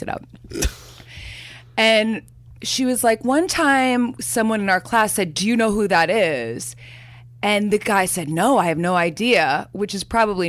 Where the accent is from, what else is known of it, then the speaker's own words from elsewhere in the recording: Chicago, Illinois, United States; now in Hoboken, United States; I grew up in Chicago where Laurie Metcalf was like a goddess on stage